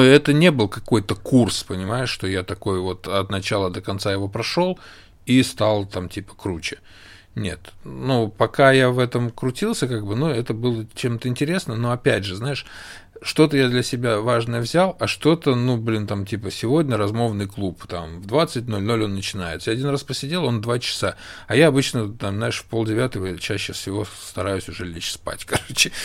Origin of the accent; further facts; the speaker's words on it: Russia; moved away; я из России